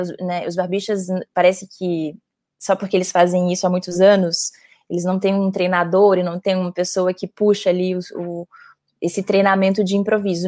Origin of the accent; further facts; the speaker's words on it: Belo Horizonte, Minas Gerais, Brazil; moved away as an adult; now in São Paulo, Brazil; eu sou de Belo Horizonte, é, mas moro em São Paulo há quase nove anos.